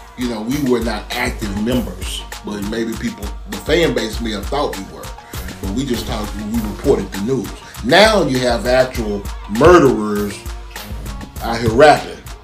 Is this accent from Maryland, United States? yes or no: no; Dallas, Texas, United States; I'm from South Oak Cliff. You know what I'm talking about? Swinging Hills, Singing Hills, Texas, baby.